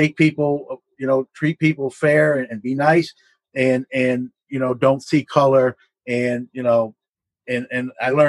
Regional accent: New York City, New York, United States; I'm originally from Brooklyn, New York.

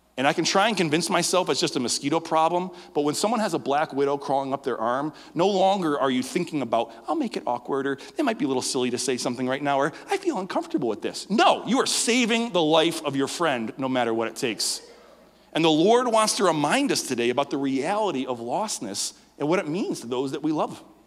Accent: Western New York, United States; I was born in Western New York

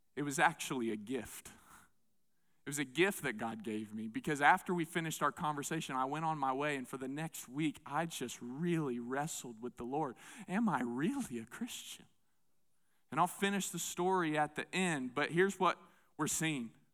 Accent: southeastern United States, United States; moved away; I grew up in the Bible Belt, southeastern part of the United States

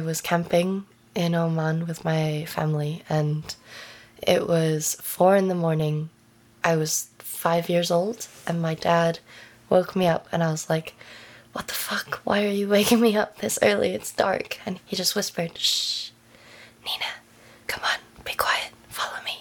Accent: United Kingdom; also born or lived in Venezuela; It's Venezuelan last name. I'm British.

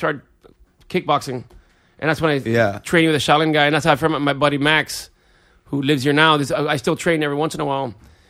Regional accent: Cuba; English is a second language; somehow these VHSs would show up on the shore in Cuba and I would watch them, and I was like, that's how I learned English, from watching, like, Van Damme movies.

